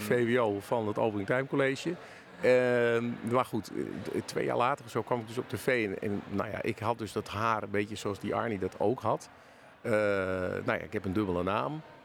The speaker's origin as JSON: {"language": "Dutch", "town": "Hilversum", "region": "North Holland", "country": "Netherlands", "tie": "born or raised there", "said": "Ik kom dus ehm, oorspronkelijk uit Hilversum en ben dus een tijdje weg geweest en nu weer, nu weer terug."}